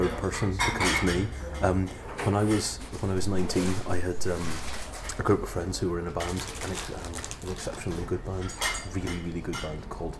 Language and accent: English; near the Giant's Causeway, Northern Ireland, United Kingdom; I come from an exceptionally small and dull town in the north of Northern Ireland, near the Giant's Causeway